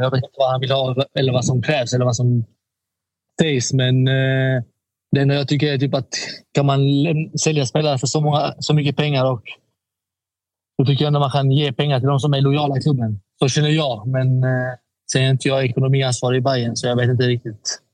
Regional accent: Malmö, Skåne, Sweden; also born or lived in Stockholm; jag är från Malmö. Jag har alltid varit i Malmö

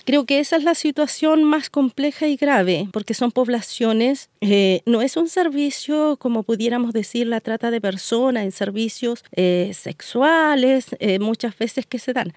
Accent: Chile; soy una mujer eh, de región, una mujer mapuche, comunera, que vive de la tierra y me volví a mi tierra

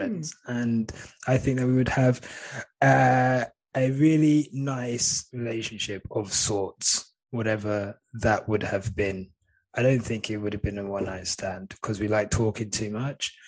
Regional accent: St Albans, East of England, United Kingdom; growing up in St Albans, I was very like white area

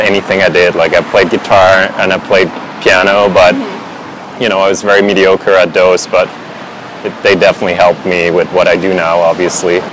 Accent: Switzerland; English is a second language; moved away as an adult; also born or lived in Vancouver, Canada; growing up in Switzerland

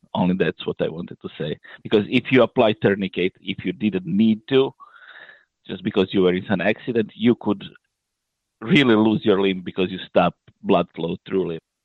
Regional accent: Croatia; I'm originally from Croatia

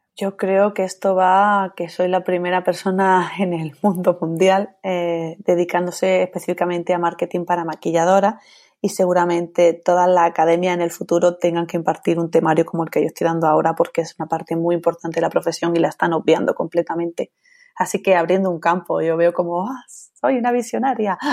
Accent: Andalusia, Spain; also born or lived in Italy; yo me siento más japonesa que andaluza

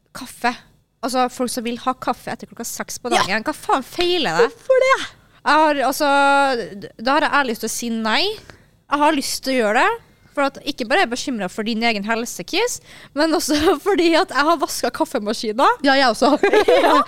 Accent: Kristiansund, Møre og Romsdal, Norway; moved away; jeg jobba på Sabrura hjemme i Kristiansund

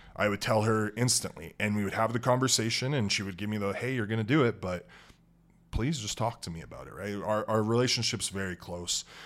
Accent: Edmonton, Alberta, Canada; moved away; also born or lived in Lloydminster / Grand Prairie; I was raised, uh, born and raised in Edmonton, Alberta.

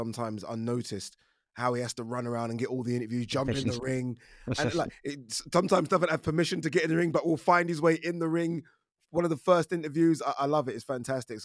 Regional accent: Stratford, London, United Kingdom; I'm from Stratford.

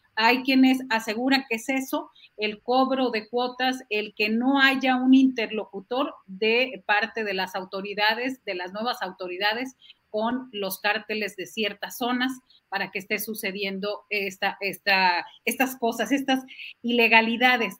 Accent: Matamoros, Tamaulipas, Mexico; creciendo en Matamoros, en la frontera

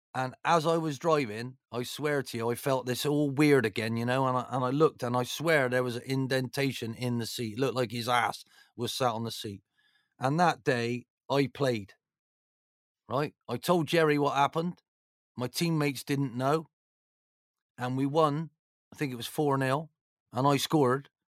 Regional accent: Bristol, South West England, United Kingdom; being from Bristol

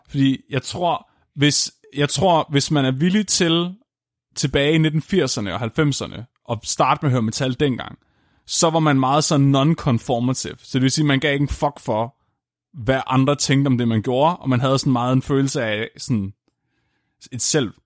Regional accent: Tåsinge, Southern Denmark, Denmark; jeg er fra Tåsingen

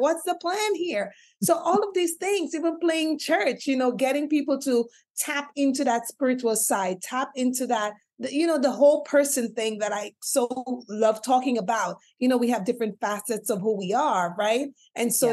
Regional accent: St. Lucia; moved away; growing up in the Caribbean island of St. Lucia, where I gained the name of uh, family MC

